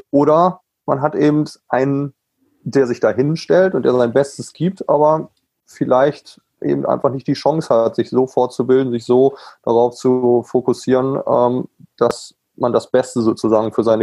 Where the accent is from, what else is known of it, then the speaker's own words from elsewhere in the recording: Germany; natürlich als Deutscher komme ich darüber und sage, ich biete ein Camp